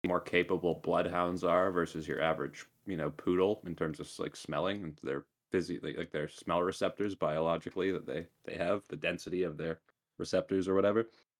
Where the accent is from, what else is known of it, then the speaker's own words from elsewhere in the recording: Edmonton, Alberta, Canada; I'm from Edmonton.